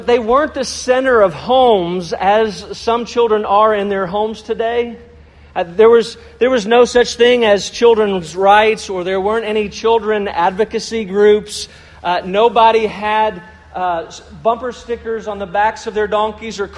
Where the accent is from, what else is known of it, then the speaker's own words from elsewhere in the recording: Louisville, Kentucky, United States; I grew up in Louisville, Kentucky